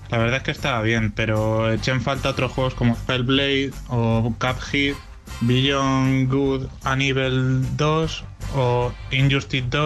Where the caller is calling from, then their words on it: Zamora, Castile and León, Spain; de Zamora.